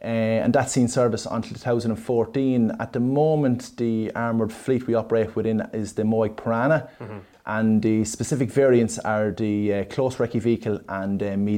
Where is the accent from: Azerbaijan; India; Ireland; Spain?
Ireland; Monasterevin, Leinster; now in Portarlington, Ireland; I'm originally from Monstrevin, County Kildare, and I'm living in Port Arlington